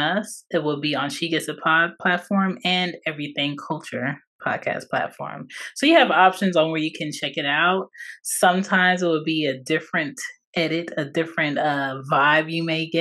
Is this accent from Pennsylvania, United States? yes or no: yes; Philadelphia, Pennsylvania, United States; I was born in Philadelphia, PA, on the East Coast